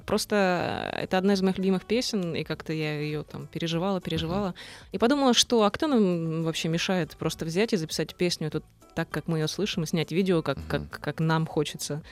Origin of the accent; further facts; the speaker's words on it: Zaporizhzhia, Zaporizhzhia Oblast, Ukraine; Запорожье — это город, где куют металл во всех смыслах этого слова. Это страшный индустриальный город, откуда мы все родом